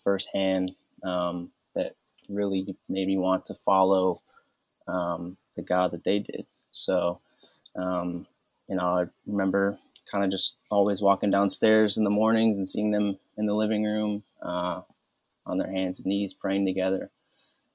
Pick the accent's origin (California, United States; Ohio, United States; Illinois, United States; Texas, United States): Ohio, United States; Cleveland; also born or lived in Olmsted Falls; I grew up around the Cleveland area, went to high school in Olmsted Falls.